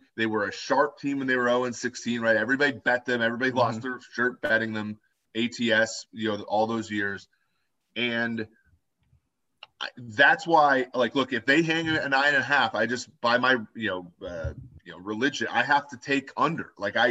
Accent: Minnesota, United States; My hometown, Minnesota Timberwolves

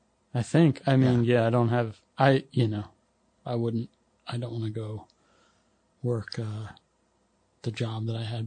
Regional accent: Lansdowne, Pennsylvania, United States; Lansdowne, the guitar players from Lansdowne. Yeah. My hometown.

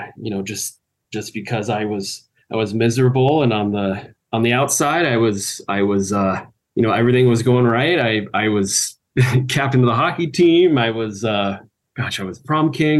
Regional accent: Anchorage, Alaska, United States; moved away as an adult; now in Salt Lake City, United States; Growing up in Anchorage, Alaska

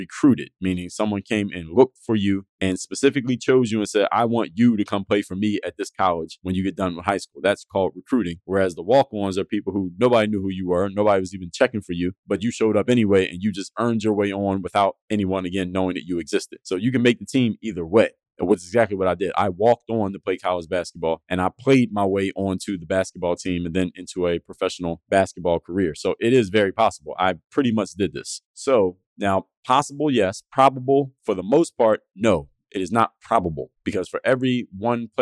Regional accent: Philadelphia, Pennsylvania, United States; I was from Philadelphia

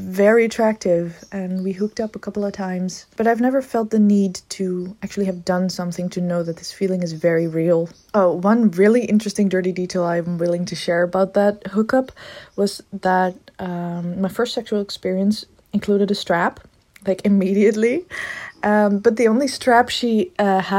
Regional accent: Netherlands; I am from the Netherlands, so that might be a little bit different than the States. I am from a decently big city

